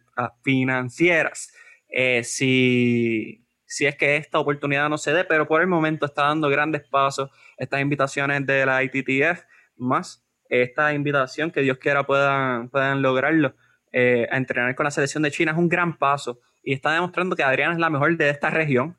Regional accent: Puerto Rico; nosotros como puertorriqueños

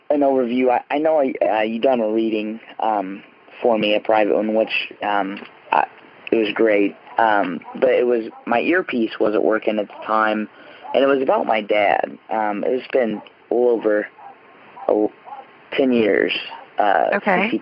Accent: Terre Haute, Indiana, United States; home is in uh, Terre Haute, Indiana, where the famous Larry Bird played for Indiana State University. I'm a Hoosier.

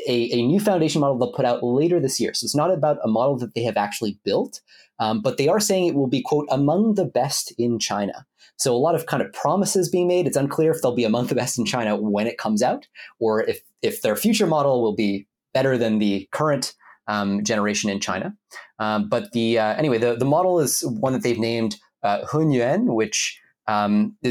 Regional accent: Ottawa, Ontario, Canada; my hometown of Ottawa, Canada

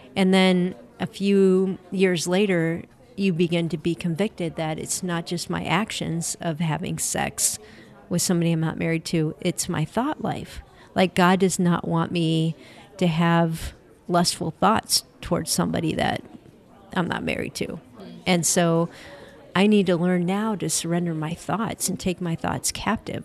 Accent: Cleveland, Ohio, United States; right here in my hometown, Cleveland, Ohio.

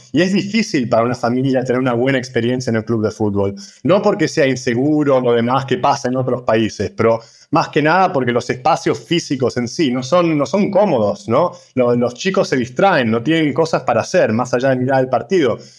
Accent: Argentina; moved away as an adult; now in London, United Kingdom; nos criamos en Argentina, de padres eh, de Cerdeña, de Italia, hace unos 20 años casi que estamos en Londres

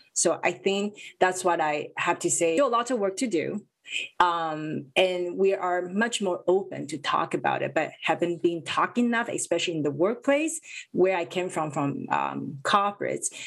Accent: Vancouver, British Columbia, Canada; growing up in vancouver

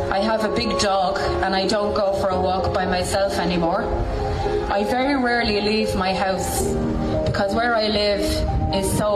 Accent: Dublin, Leinster, Ireland; I'm from Dublin, but I come to Mayo every weekend.

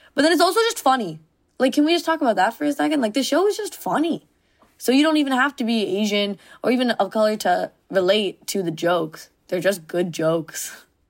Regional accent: Mississauga, Ontario, Canada; my suburb of Mississauga

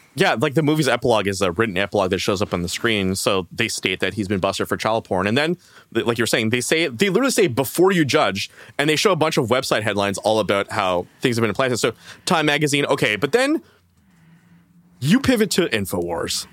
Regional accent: Canada; as a Canadian

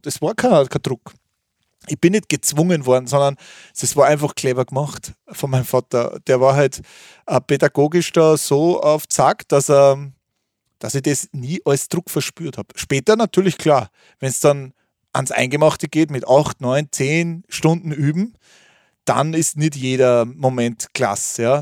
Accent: Thalgau, Salzburg, Austria; Es war bei uns zu Hause in Talgau, bei Salzburg, in der Nähe des schönen Fuschelsees. Da bin ich aufgewachsen

